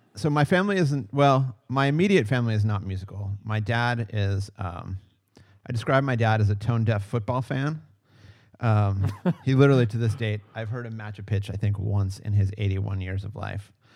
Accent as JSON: {"language": "English", "town": "McKees Rocks", "region": "Pennsylvania", "country": "United States", "said": "I'm originally from uh, Pittsburgh, Pennsylvania, and technic- even more technically, oh, okay. McKees Rocks, Pennsylvania"}